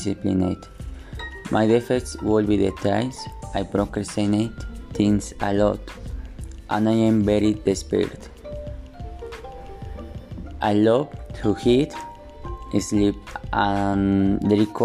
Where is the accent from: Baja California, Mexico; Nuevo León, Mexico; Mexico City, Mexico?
Mexico City, Mexico; English is a second language; I was born in Mexico City